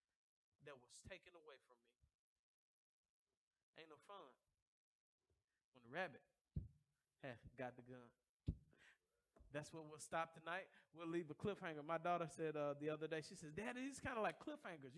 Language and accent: English; the South, United States; I was raised in the South. Southern people have grit